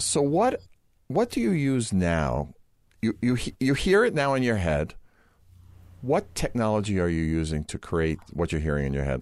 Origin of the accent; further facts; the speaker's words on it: New York, United States; we're both from New York, and we both have this kind of New York sense of humor